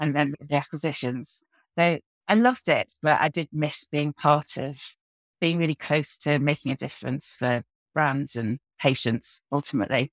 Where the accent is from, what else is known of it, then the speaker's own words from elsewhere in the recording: the Wirral, North West England, United Kingdom; also born or lived in Birkenhead; now in St Albans, United Kingdom; I grew up in the Wirral, so I'm a northerner at heart, but I have spent most of my life down south